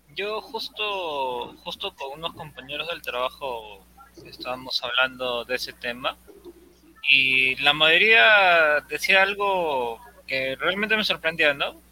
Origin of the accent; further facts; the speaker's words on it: Peru; como peruano